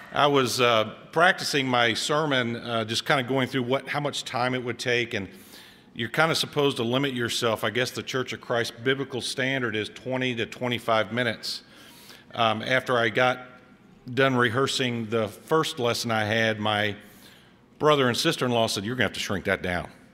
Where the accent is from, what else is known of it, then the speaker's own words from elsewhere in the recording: Cincinnati, Ohio, United States; moved away as an adult; I was born and raised in Cincinnati